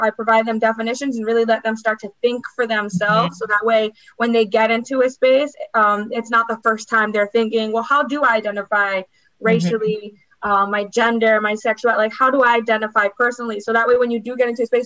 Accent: New York, United States; I was born in New York, and I think we're a different breed

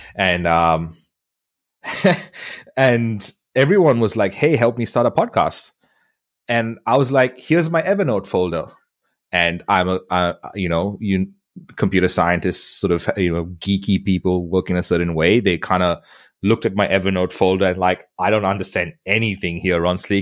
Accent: India; moved away as an adult; now in Australia; I grew up in India

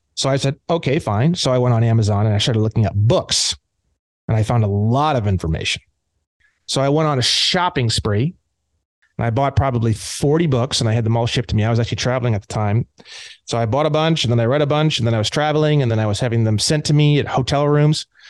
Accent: Indiana, United States; now in California, United States; I grew up in Indiana

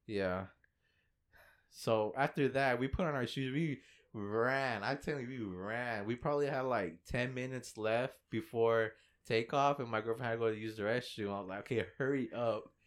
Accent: Fort Worth, Texas, United States; we're from Fort Worth, and, and we landed here

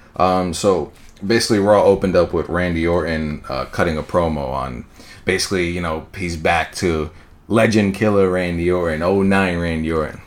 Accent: New York, United States; I'm from New York, twenty-five years old

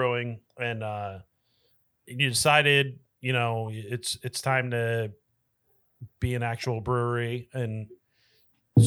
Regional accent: about 5 miles from Sly Fox, Pennsylvania, United States; Dan and I grew up about, I don't know, 5 miles from Sly Fox

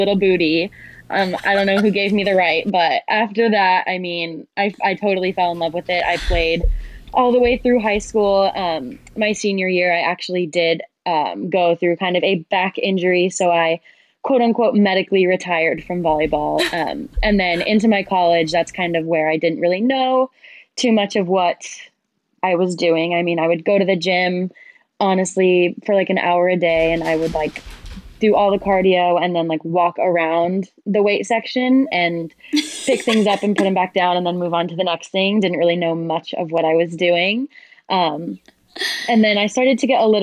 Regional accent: La Verne, California, United States; now in San Diego, United States; I was originally from LA County in a little city, like right on the border, called Laverne

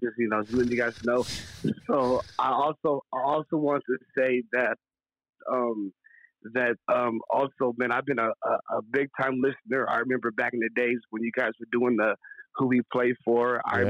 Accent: Sacramento, California, United States; now in Atlanta, United States; I live in Atlanta, but I'm from Sacramento.

